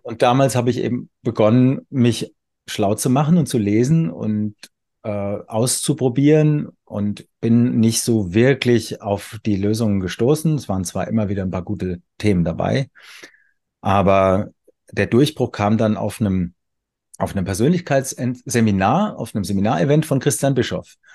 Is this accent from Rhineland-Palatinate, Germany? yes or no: no; Weinheim, Baden-Württemberg, Germany; ich wohne wieder in meiner Geburtsstadt Weinheim